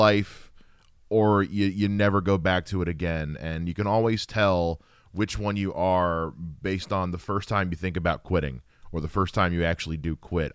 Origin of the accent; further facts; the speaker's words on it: United States; I'm a Carolina boy myself